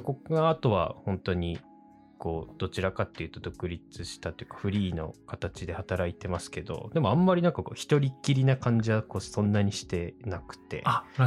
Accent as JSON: {"language": "Japanese", "area": "next to Oshu City", "region": "Iwate", "country": "Japan", "tie": "born or raised there", "said": "僕の地元っていうか、本当にこう欧州市にすぐ隣の"}